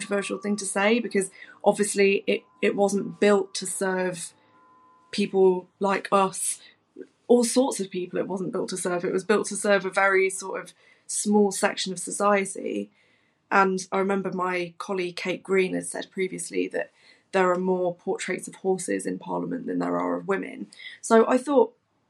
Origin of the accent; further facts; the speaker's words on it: Nottingham, East Midlands, United Kingdom; I'm born and bred in Nottingham. I represent my home city